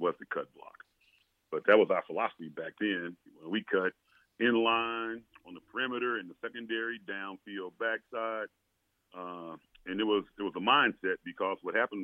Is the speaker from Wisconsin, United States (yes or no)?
no; Tyler, Texas, United States; growing up in Tyler, Texas, playing sandlot football with guys from the neighborhood